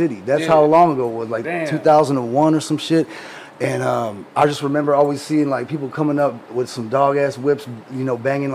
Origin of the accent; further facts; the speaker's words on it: Detroit, Michigan, United States; also born or lived in St. Clair Shores, Michigan / Harper Woods, Michigan / Warren, Michigan / Roseville, Michigan; I was born in Detroit